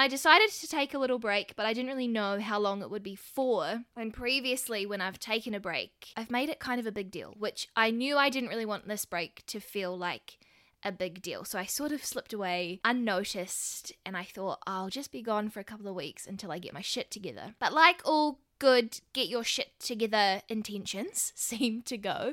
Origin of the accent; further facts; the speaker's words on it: New Zealand; accent: New Zealand; the beautiful country that I live in, which is New Zealand